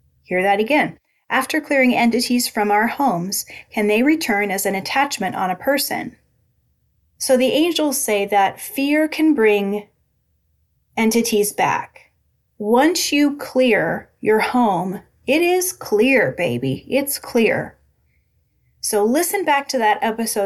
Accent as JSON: {"language": "English", "town": "Albia", "region": "Iowa", "country": "United States", "tie": "born or raised there", "moved": "yes", "said": "I went back to my hometown of Albia, Iowa"}